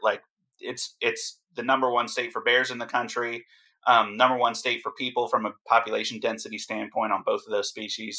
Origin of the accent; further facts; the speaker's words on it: New Jersey, United States; New Jersey is my home state